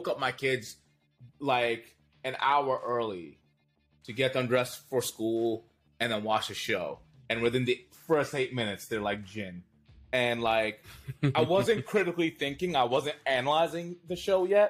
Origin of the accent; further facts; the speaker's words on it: Pakistan; We're all Pakistani Muslims here